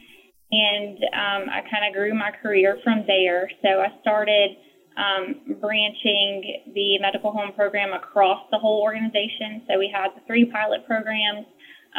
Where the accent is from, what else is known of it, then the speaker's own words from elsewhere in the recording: North Carolina, United States; I'm from North Carolina